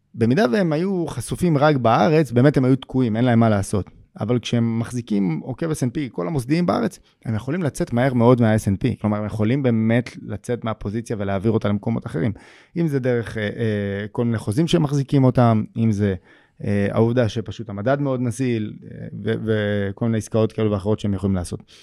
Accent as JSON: {"language": "Hebrew", "country": "Israel", "said": "אנחנו כישראלים"}